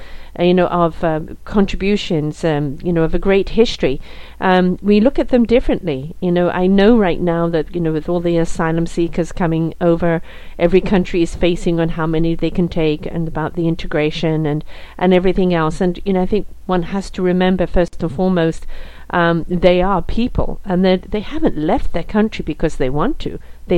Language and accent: English; North West England, United Kingdom; also born or lived in South Africa; now in Canada; I'm British born, actually around the corner from you. I'm Lancashire lass.